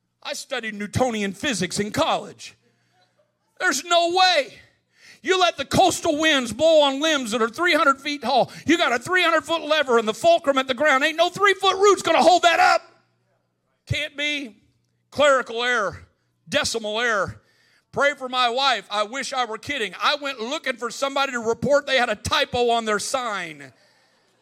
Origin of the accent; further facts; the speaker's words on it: Midwest, United States; I grew up in the Midwest